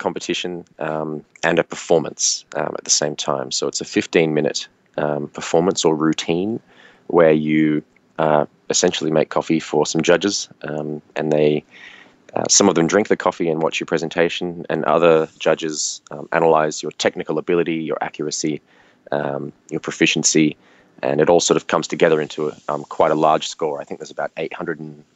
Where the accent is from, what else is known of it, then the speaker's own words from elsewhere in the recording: near Sydney, New South Wales, Australia; I grew up near Sydney, so mm-hmm. I was in that state.